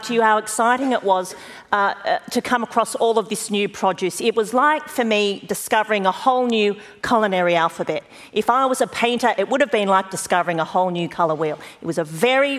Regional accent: Australia; I am an Australian. I am in Australia.

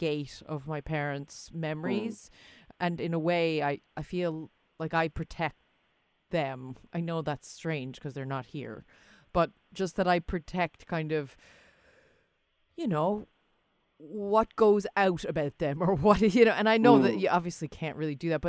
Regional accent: United States; now in Ireland; I grew up in America. I live here

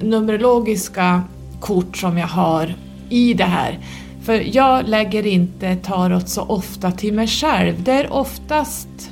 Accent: Norrland, Sweden; accent: northern dialect; min dialekt så jag säger tarot som vi säger här uppe i norr

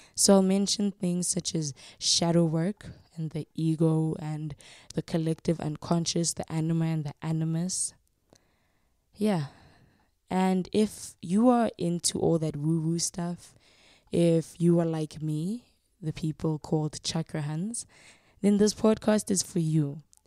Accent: Soweto, Gauteng, South Africa; now in Pretoria, South Africa; I was born and raised in Soweto and currently reside in Pretoria, Gauteng.

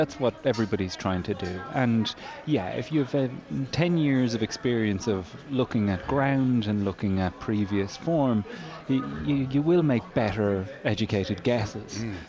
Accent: the Curragh, County Kildare, Leinster, Ireland; I grew up on the Curragh of Kildare, which is a HQ of Irish racing. My father was a horse trainer for many years there.

